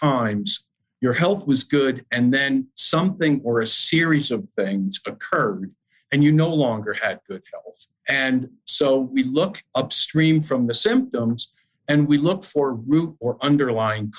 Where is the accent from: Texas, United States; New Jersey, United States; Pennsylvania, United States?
New Jersey, United States; Madison; I was the fitness director at my hometown YMCA in Madison, New Jersey